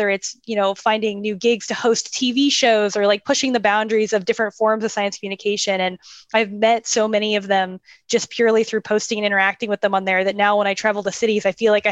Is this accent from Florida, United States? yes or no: yes; Tampa, Florida, United States; now in Houston, United States; my hometown, from Tampa, Florida